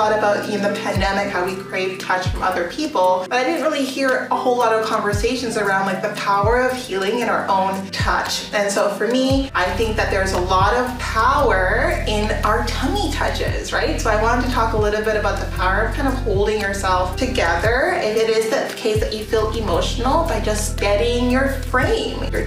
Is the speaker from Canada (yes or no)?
yes; Canada; So because I grew up in Canada, and more than that, I grew up in rural areas